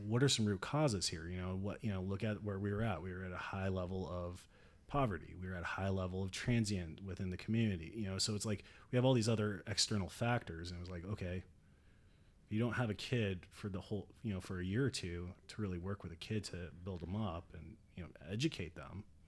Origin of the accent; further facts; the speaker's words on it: right outside Seattle, Washington, United States; moved away as an adult; I grew up out in Washington